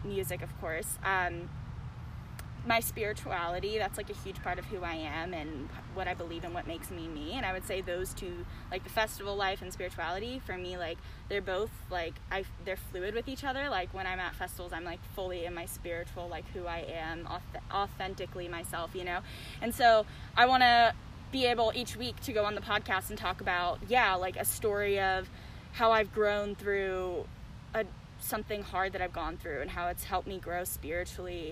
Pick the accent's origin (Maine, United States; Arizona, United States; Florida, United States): Florida, United States; Jacksonville; moved away as an adult; also born or lived in Gainesville, Florida; now in Denver, United States; I grew up in Jacksonville, Florida, which is Northeast Florida